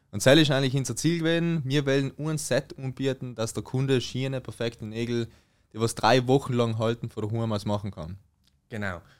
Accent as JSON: {"language": "German", "region": "Trentino-Alto Adige", "country": "Italy", "said": "jetzt komm ich mal zur Better Version in Südtirol, mein Heimatland."}